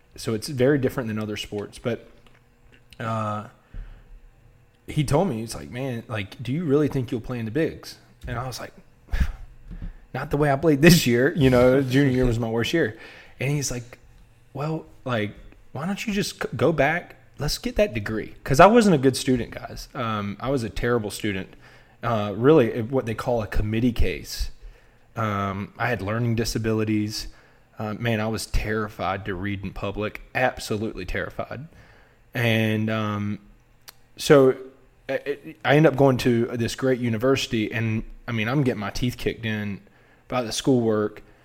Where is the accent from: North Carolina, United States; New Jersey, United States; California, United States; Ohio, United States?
North Carolina, United States; Wilmington; I'm from Wilmington, North Carolina